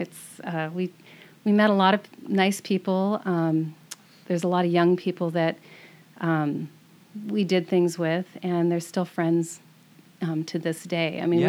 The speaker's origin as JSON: {"language": "English", "town": "Bellevue", "region": "Washington", "country": "United States", "tie": "born or raised there", "also_born_or_lived": "Redmond, Washington", "lives_now": "Camano Island, United States", "said": "I grew up in Bellevue, Washington. Basically, it was more like Redmond, Washington, because we were kind of on the border between Bellevue and Redmond."}